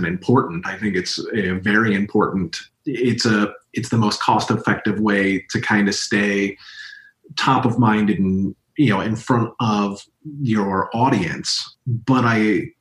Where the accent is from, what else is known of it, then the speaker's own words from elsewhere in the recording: Louisville, Kentucky, United States; moved away; I'm from Louisville, Kentucky. I was very fortunate to do theater at the big theater in my town at Actors Theater of Louisville.